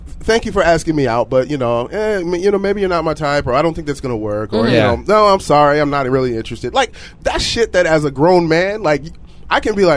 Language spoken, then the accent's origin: English; Midwest, United States; now in Portland, United States; I grew up in the Midwest